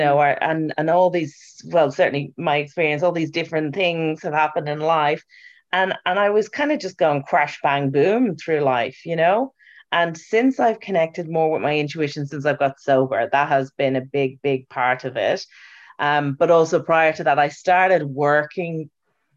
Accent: Ireland; As an Irish person

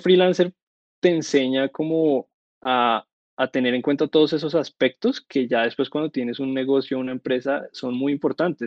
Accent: Colombia; Yo vivo en Bogotá, soy de Colombia

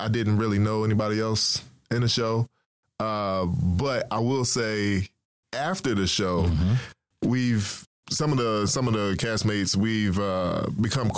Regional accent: Philadelphia, Pennsylvania, United States; now in Dallas, United States; I'm from Philly

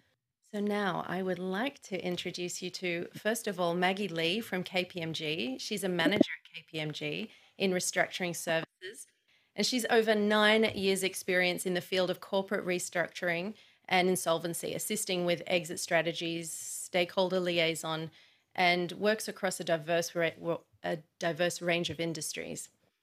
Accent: Sydney, New South Wales, Australia; I'm in Sydney and I identify as an Australian woman, but it's not always an easy question to answer.

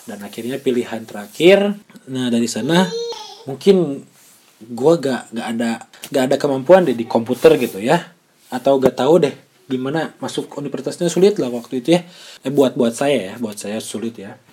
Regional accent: Majalengka, West Java, Indonesia; moved away as an adult; also born or lived in Bandung; saya lahir di sana di Majalengka dan besar di sana sampai SMA. Setelah SMA baru saya pergi ke Bandung untuk melanjutkan kuliah ya

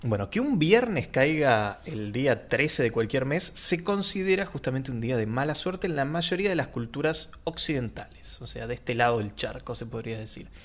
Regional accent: Argentina; nosotros que somos argentinos

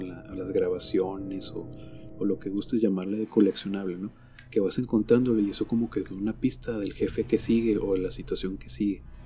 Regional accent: Mexico; Nosotros sabemos aquí en México

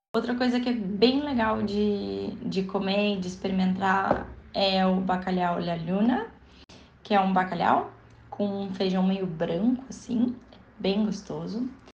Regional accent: Rio Grande do Sul, Brazil; now in Barcelona, Spain; quando a gente diz que a gente é gaúcho

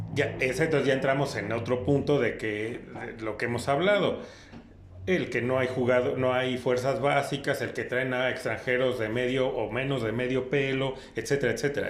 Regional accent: Mexico; a nosotros como mexicanos

